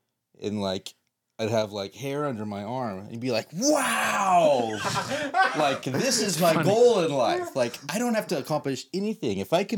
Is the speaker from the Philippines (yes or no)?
no; Canada; As a Canadian, I know that those are not very Canadian.